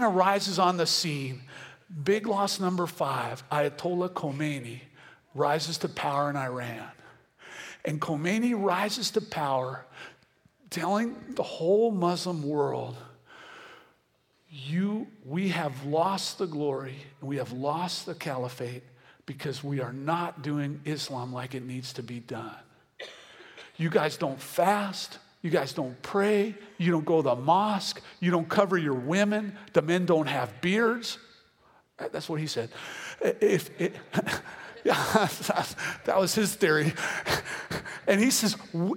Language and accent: English; Venezuela; I'm from Venezuela